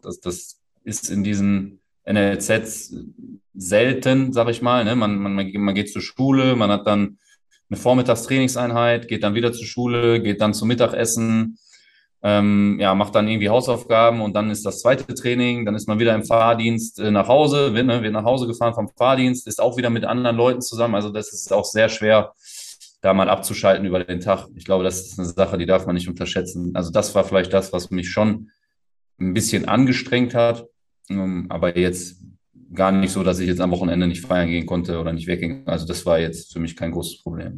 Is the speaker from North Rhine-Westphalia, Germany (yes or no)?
yes; Essen, North Rhine-Westphalia, Germany; moved away as an adult; also born or lived in Portugal; komme ja aus Essen, gebürtig aus Essen, aufgewachsen in Essen